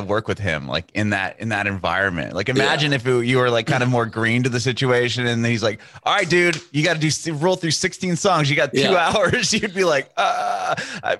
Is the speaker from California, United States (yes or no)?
yes; Poway, California, United States; I'm from San Diego originally. I grew up right outside of Poway where the … guys are from